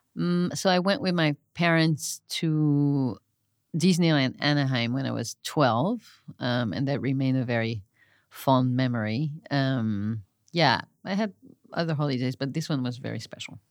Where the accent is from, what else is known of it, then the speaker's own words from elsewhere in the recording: Marseille, Provence-Alpes-Côte d'Azur, France; moved away; I grew up mostly in Marseille, France